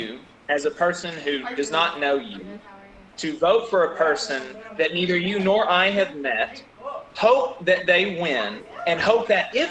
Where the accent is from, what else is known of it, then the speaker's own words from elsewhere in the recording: Alabama, United States; growing up in Alabama